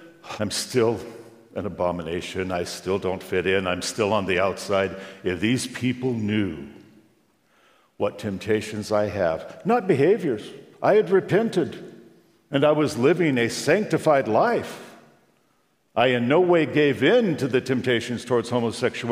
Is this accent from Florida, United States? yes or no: no; Long Beach, California, United States; we drove from my hometown, Long Beach, California